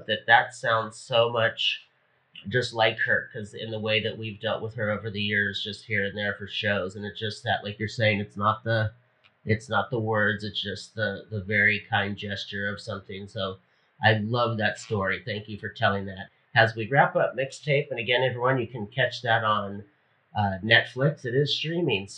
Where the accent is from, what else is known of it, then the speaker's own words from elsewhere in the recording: Hawaii, United States; I'm from Hawaii